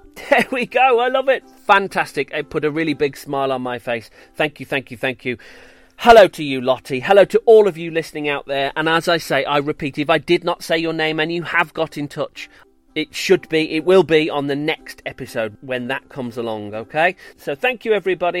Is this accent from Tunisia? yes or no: no; Solihull, West Midlands, United Kingdom; I grew up in Solihull.